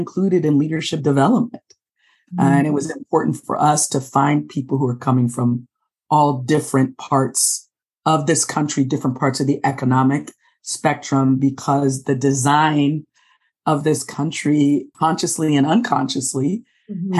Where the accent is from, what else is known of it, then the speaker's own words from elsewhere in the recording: Los Angeles, California, United States; I am sitting in my hometown of Los Angeles, California. I was born here, actually born in South Los Angeles